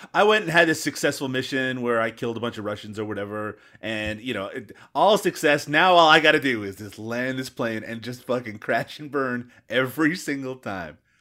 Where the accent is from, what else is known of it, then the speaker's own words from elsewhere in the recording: Newfoundland and Labrador, Canada; I'm from Newfoundland, as listeners of the show already know, and uh, that's an island